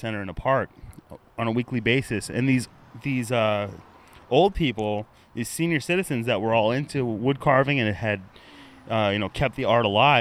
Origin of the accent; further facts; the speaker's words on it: La Crescenta, California, United States; I was growing up in Southern California, in La Crescenta, California